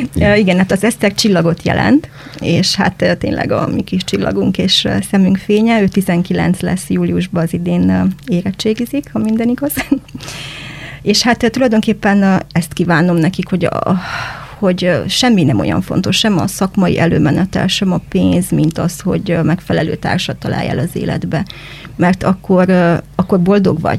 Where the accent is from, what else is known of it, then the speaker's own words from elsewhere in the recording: Cluj-Napoca, Cluj County, Romania; moved away as an adult; also born or lived in Dombegyháza, Hungary; now in Arad, Romania; az a Kolozsvár, ahol én felnőttem